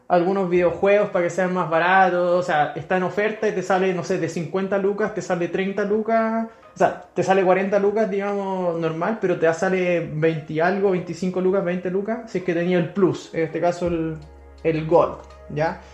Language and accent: Spanish; Chile; aquí en Chile, nosotros somos de Chile